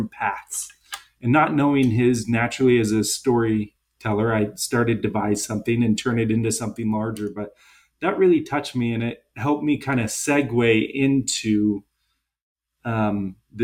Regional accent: Seattle, Washington, United States; I'm from Seattle

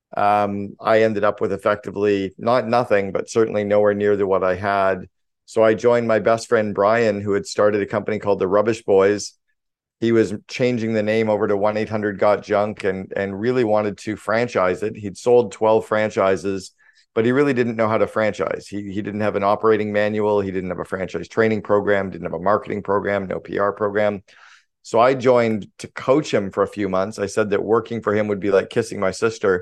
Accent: Sudbury, Ontario, Canada; I grew up in Northern Ontario in Canada. I grew up about four hours north of Toronto, small town called Sudbury, Ontario.

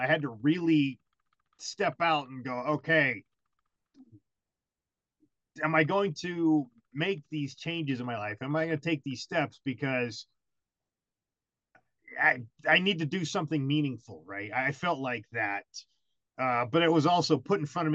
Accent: United States; also born or lived in Germany; I'm American

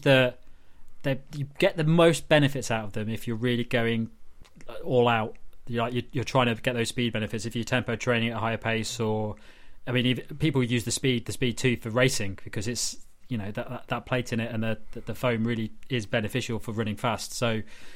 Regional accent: United Kingdom; We're all British.

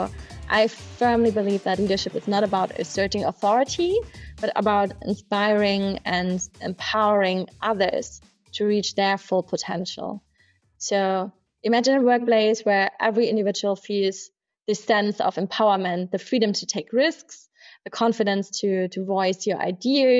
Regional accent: Munich, Bavaria, Germany; I'm a true Münchner Kinder, born and raised in Munich.

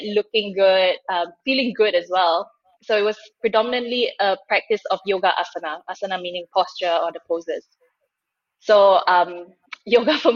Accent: Singapore; moved away as an adult; now in Germany; I grew up in Singapore. I moved to Germany a couple of years ago

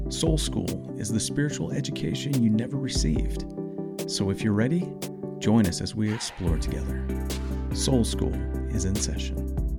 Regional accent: Indiana, United States; first language English; I grew up in Indiana

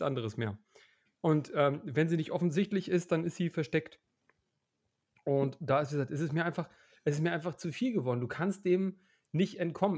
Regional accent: Hamburg, Germany; now in Leipzig, Germany; Ich, ich komme ja nicht, nicht, nicht uh, ursprünglich von hier, wie man vielleicht auch hört. Ähm, ja. Bin ja eigentlich aus Hamburg

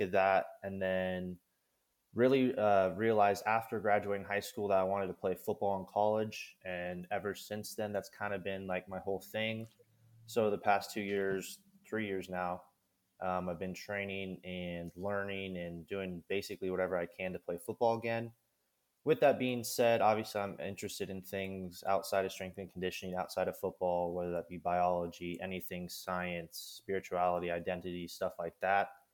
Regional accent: Kansas, United States; I'm from Kansas. I grew up in Kansas.

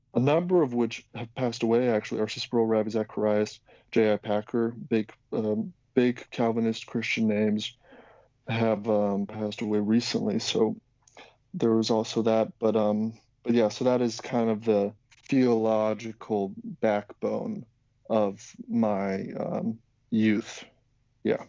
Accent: Slovakia; I'm from originally from Slovakia

